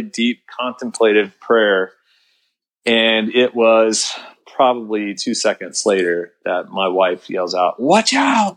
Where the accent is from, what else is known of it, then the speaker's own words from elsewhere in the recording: United States; a American Christian